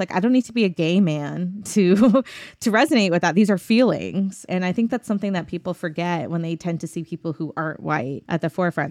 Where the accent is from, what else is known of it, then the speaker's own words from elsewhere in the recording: Arlington, Texas, United States; also born or lived in Pakistan; now in Austin, United States; I grew up in Arlington, Texas, outside of Dallas